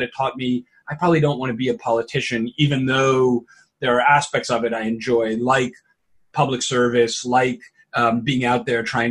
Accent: New York City, New York, United States; also born or lived in Kenya / Puerto Rico; I was born in Kenya, and my father was an economist. My mother was working to help start a national dance company in Kenya. And so my early years of life are outside of the United States. My parents then moved to Puerto Rico for a year, and then ultimately grew up in New York City. And so New York is home

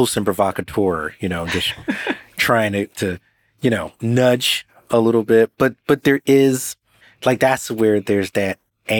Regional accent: New York, United States; As a New Yorker

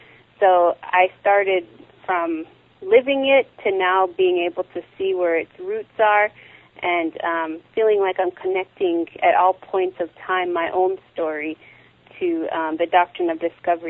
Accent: Northern Cheyenne Reservation, southeastern Montana, United States; I grew up on the Northern Cheyenne Reservation in southeastern Montana, and grew up seeing poverty, grew up seeing addiction, grew up with a lot of people not having clean drinking water, grew up with suicide

